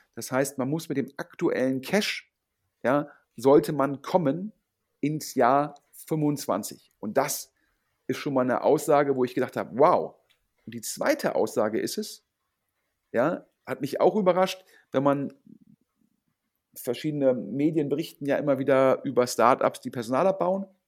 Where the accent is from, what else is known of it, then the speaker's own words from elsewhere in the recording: Düsseldorf, North Rhine-Westphalia, Germany; Düsseldorf sozusagen meine Heimatstadt